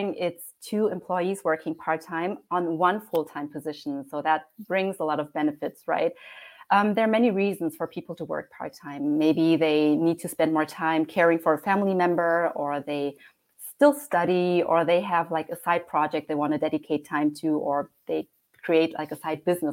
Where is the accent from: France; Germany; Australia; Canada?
Germany; also born or lived in Heidelberg, Germany; I was born and raised in Germany, and I currently live in a lovely city called Heidelberg